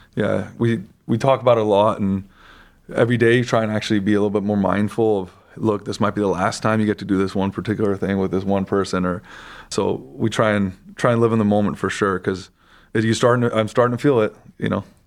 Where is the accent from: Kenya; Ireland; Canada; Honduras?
Canada; Vancouver, British Columbia; moved away as an adult; also born or lived in Michigan; now in Cleveland, United States; I am actually Canadian by background. I grew up in Vancouver, Canada